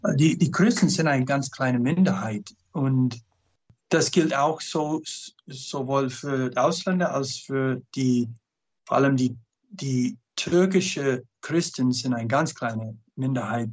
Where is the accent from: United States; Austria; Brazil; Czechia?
United States; German is a second language; moved away as an adult; also born or lived in Canada / Turkmenistan / Turkey; Mein Papa war Kanadier, Mutter Amerikanerin. Äh, ich bin in Kanada geboren, äh, in Amerika großgewachsen.